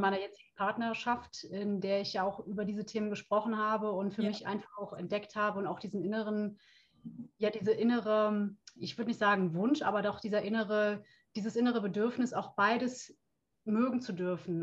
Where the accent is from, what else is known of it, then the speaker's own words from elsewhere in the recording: Brühl, North Rhine-Westphalia, Germany; ich grüße dich aus dem Rheinland. Oh. Ich komme aus Köln beziehungsweise oh. aus Brühl.